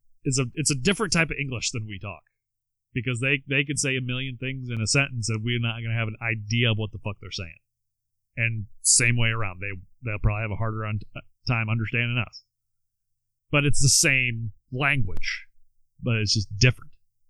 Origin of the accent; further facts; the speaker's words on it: Southern United States, United States; accent: southern; my southern accent got shut down here